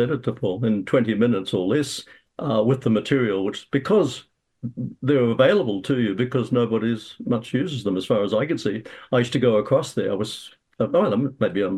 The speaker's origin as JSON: {"language": "English", "country": "Australia", "tie": "born or raised there", "moved": "yes", "lives_now": "New Zealand", "said": "I'm born in Australia"}